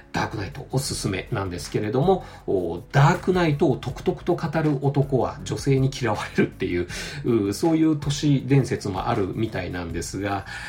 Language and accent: Japanese; Aichi, Japan; 我が地元愛知県